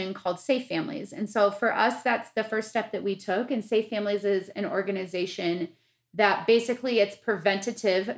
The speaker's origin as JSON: {"language": "English", "region": "Midwest", "country": "United States", "tie": "born or raised there", "said": "me being the white girl that I was growing up in the Midwest, in my nice little suburban town"}